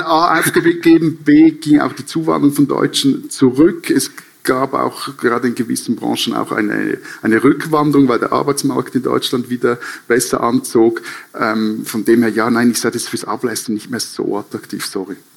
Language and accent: German; Switzerland